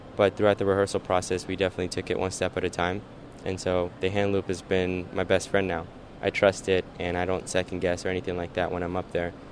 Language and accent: English; Northern Virginia, United States; moved away as an adult; also born or lived in Dubai / Alexandria / Falls Church / Annandale; now in Los Angeles, United States; moved to D.C. when I was nine, and grew up there up until I was 22